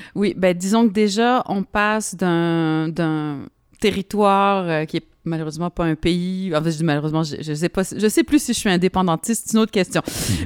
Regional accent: Montreal, Quebec, Canada; moved away as an adult; also born or lived in Lyon, France; je viens de Montréal

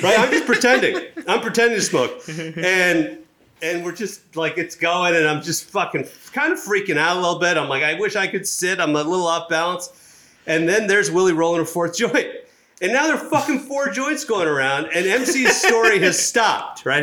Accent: Chennai, Tamil Nadu, India; moved away; I'm from, uh, Madras, which is in South India

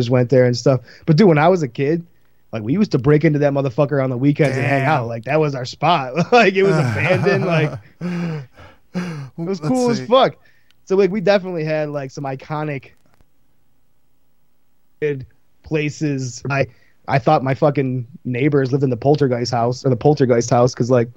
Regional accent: Genesee County, New York, United States; also born or lived in Buffalo, New York; I grew up in Genesee County, New York, and we have the infamous Rolling Hills Asylum

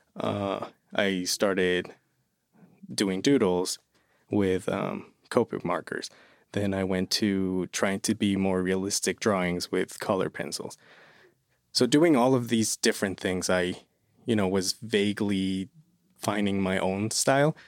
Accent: Toluca, State of Mexico, Mexico; English is a second language; moved away as an adult; now in Lehigh Valley, United States; I'm originally from Mexico City. Well, I'm from Toluca, which is an hour away from Mexico City. And I moved here in twenty twenty

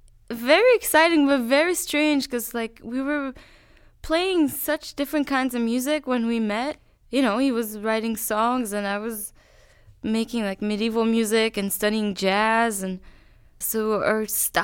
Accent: Quebec, Canada; Well, yeah, like I grew up in Quebec, and really I didn't know much about Texas.

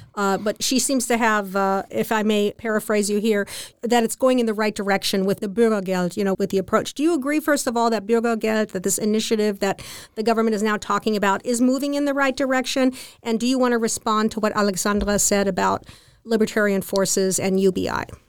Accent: United States; now in Germany; as an American

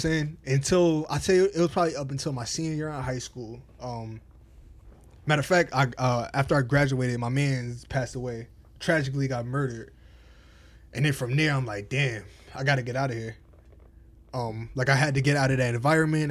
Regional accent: Albany, New York, United States; also born or lived in Englewood, New Jersey; from Jersey, I moved to upstate New York, Albany

